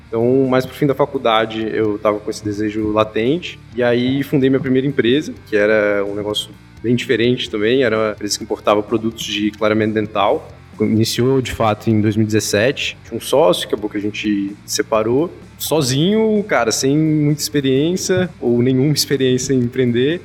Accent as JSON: {"language": "Portuguese", "town": "Brasília", "region": "Federal District", "country": "Brazil", "tie": "born or raised there", "said": "Sou nascido em Brasília"}